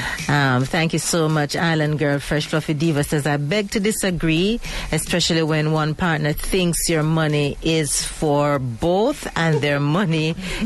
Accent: Jamaica; But I know for a Jamaican woman

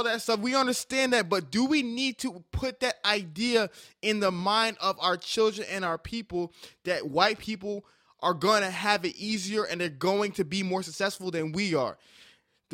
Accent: New York City, New York, United States; I was born in Staten Island, New York. Had Dominican friends, had Polish friends, had Irish friends, had all types of friends

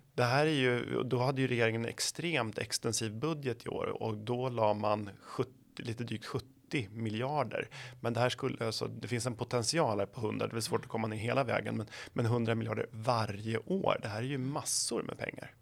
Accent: Flen, Södermanland, Sweden; jag kommer från Flen i Sörmland

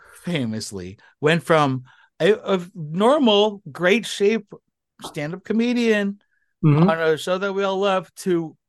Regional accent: Philippines; I recently I'm Filipino. I'm 5'8"

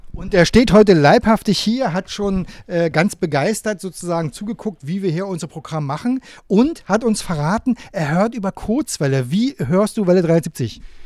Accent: Grabow, Mecklenburg-Vorpommern, Germany; Ich komme aus Grabo in Mecklenburg.

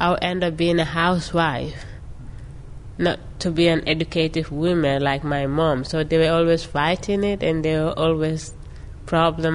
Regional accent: Gambia; moved away as an adult; now in Pittsfield, United States; I come from the Gambia in West Africa. Right now, I live in Pittsfield, Massachusetts

